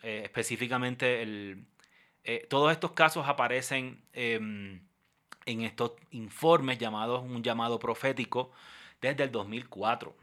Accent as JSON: {"language": "Spanish", "country": "Puerto Rico", "also_born_or_lived": "Bayamón, Puerto Rico", "moved": "as an adult", "lives_now": "Bogotá, Colombia", "said": "soy puertorriqueño em, y miembro de la Iglesia Cristiana Discípulos de Cristo en Puerto Rico, eh, específicamente de la Iglesia Cristiana Discípulos de Cristo La Central en el pueblo de Bayamón"}